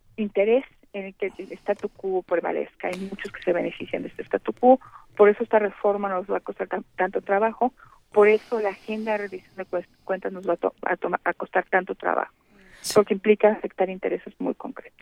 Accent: Mexico; los mexicanos sintamos que estamos avanzando

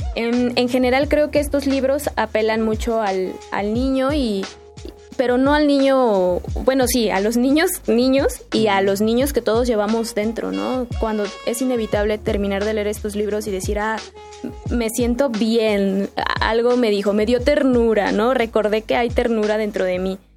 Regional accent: Mexico; yo que soy mexicana

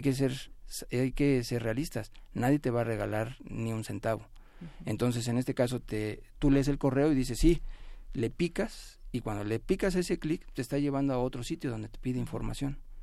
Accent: Mexico; nosotros como mexicanos

